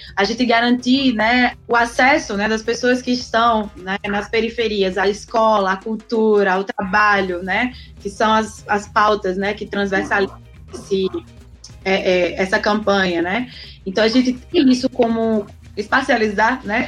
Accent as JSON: {"language": "Portuguese", "town": "Campina Grande", "region": "Paraíba", "country": "Brazil", "moved": "yes", "lives_now": "Natal, Brazil", "said": "mesmo sendo paraibana, inclusive, né? Do campinense paraibana, mas já moro em Natal há 11 anos"}